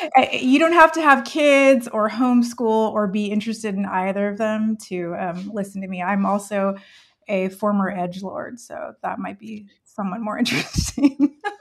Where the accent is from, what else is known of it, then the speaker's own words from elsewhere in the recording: California, United States; English is a second language; moved away as an adult; I'm from California